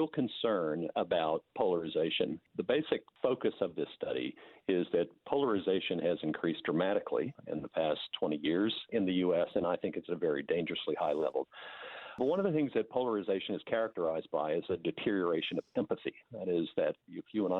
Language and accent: English; United States; accent: American; now in New Zealand; as you can tell from my accent, as an American.